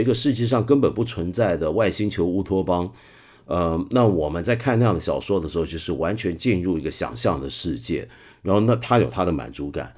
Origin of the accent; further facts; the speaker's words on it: Hong Kong; 作为一个香港人